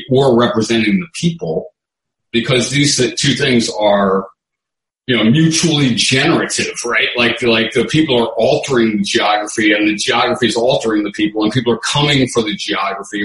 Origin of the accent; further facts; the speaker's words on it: New Orleans, Louisiana, United States; we come from New Orleans